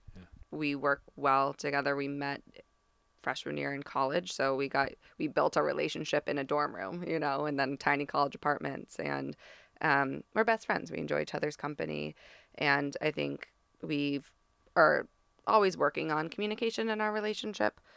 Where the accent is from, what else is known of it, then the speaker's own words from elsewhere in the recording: East Coast, United States; moved away; I'm from the East Coast